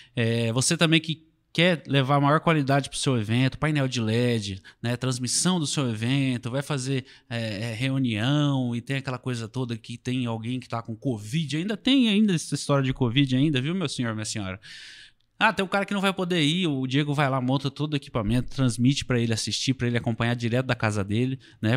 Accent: Marília region, interior of São Paulo, Brazil

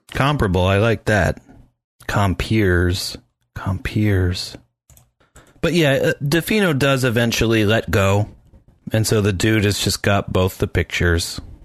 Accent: Tannersville, Pennsylvania, United States; I'm from Tannersville

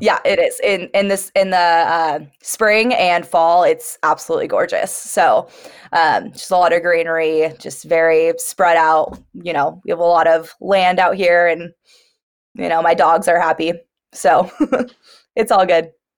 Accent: Santa Barbara, California, United States; moved away as an adult; now in Knoxville, United States; I'm from Santa Barbara, California, born and raised there

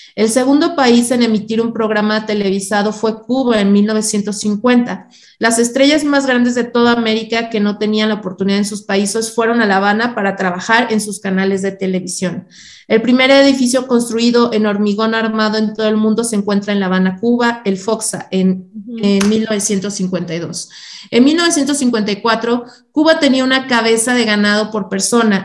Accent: Mexico; Yo soy una mexicana

